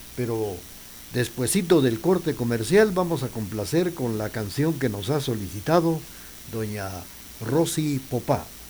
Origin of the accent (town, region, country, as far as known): Guatemala